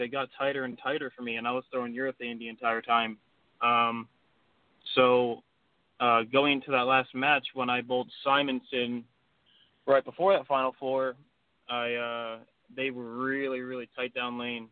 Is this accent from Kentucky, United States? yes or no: no; Ocean Township, New Jersey, United States; I grew up in Ocean Township, New Jersey. It's a small little town near the shore, right near Asbury Park.